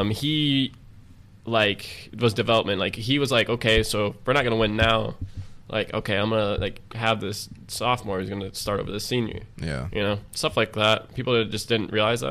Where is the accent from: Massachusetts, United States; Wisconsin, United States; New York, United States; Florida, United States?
Florida, United States; Dunedin; also born or lived in Tampa, Florida; now in Austin, United States; Dunedin, which is my hometown of Florida